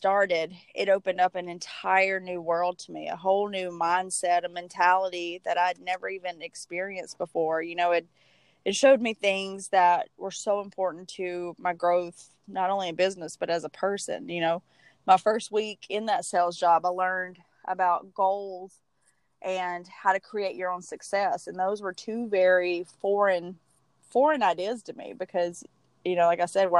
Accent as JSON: {"language": "English", "region": "Alabama", "country": "United States", "tie": "born or raised there", "accent": "Southern", "said": "I'm actually from Alabama"}